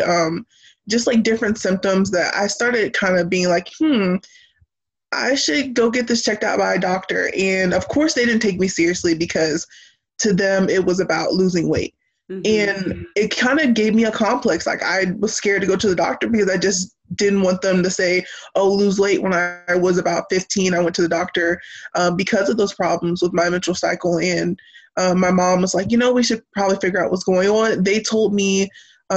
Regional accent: Jacksonville, North Carolina, United States; I am from Jacksonville, near Camp Lejeune and everything. Small town

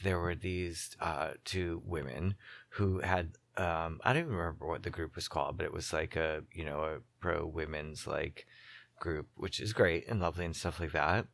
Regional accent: Boston, Massachusetts, United States; I'm from Boston

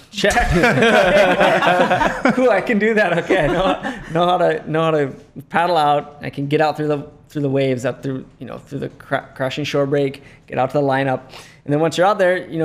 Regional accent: Lihue, Hawaii, United States; born or raised there

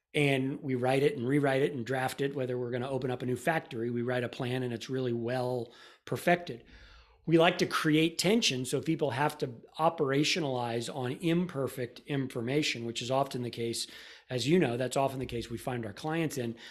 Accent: Florida, United States; now in Austin, United States; I grew up in Florida

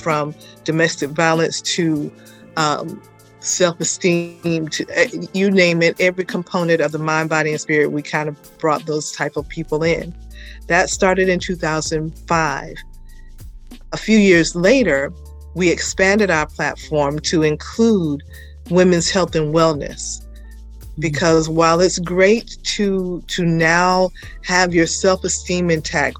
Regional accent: Atlanta, Georgia, United States; I am a native Atlantan, believe it or not. I am literally from Atlanta Public Schools

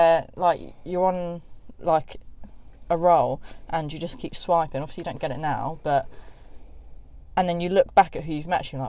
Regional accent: South East England, United Kingdom; Oh, do you know where Surrey is?

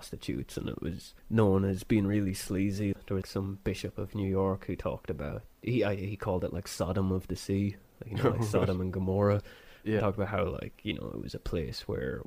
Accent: Ireland; We're Irish

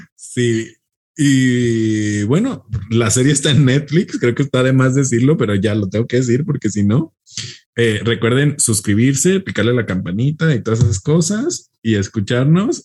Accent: Mexico; nosotros que somos mexicanos

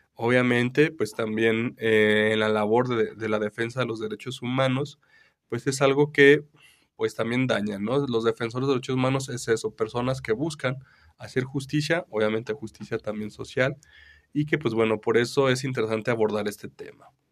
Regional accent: Mexico; nosotros, este, como mexicanos

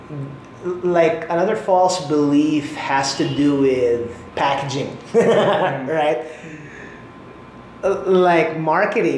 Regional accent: Philippines; as a nation, tayo mga Pinoy

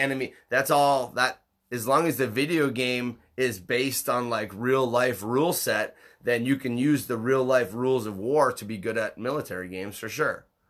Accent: Upper Michigan, United States; growing up in Upper Michigan

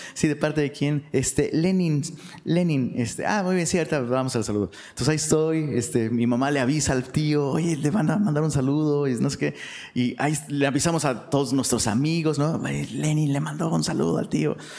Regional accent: Taxco, Guerrero, Mexico; also born or lived in Mexico City; now in Monterrey, Mexico; allá en Tasco, de donde soy originario

